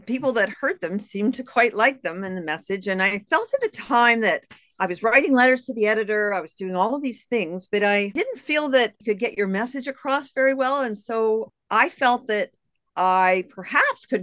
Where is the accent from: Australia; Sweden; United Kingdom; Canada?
Canada; moved away as an adult; also born or lived in United States; I'm a Canadian. I lived in the U.S. for 13 years.